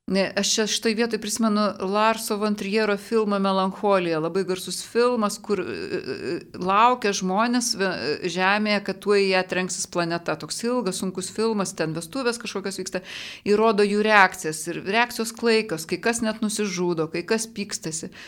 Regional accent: Lithuania; toj Lietuvoje savo gimėm šalia Rusijos

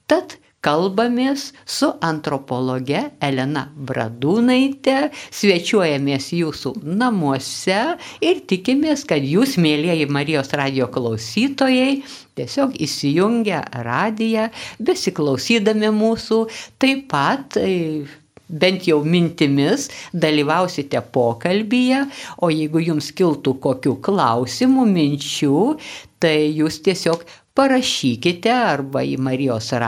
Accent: Lithuania; Mes e, čia, kur augome Lietuvoje, na, buvo tokių įvairių buvo laikas, kai nebuvo psichologijos.

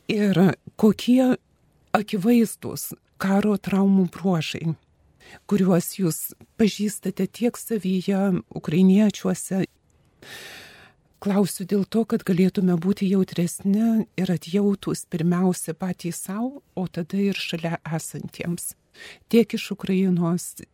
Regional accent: Lithuania; mes lietuviai irgi turėjom labai panašią istoriją

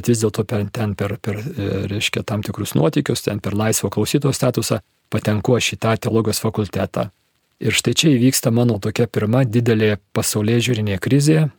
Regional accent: Kaunas, Kaunas County, Lithuania; Esu miestų vaikas, gimiau ir užaugau Kaune, man 54 metai, tokioj labai standartinėje sovietmečio situacijoje, tėvai inteligentai, patriotai

